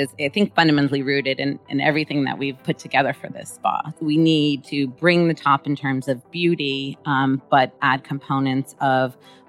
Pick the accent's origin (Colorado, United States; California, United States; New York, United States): California, United States; Los Angeles; I'm actually born and raised in Los Angeles